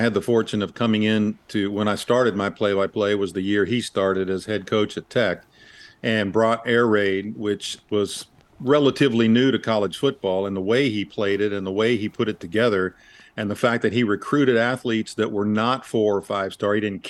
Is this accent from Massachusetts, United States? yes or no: no; Dallas, Texas, United States; He was a television sports broadcaster in Dallas when I was growing up.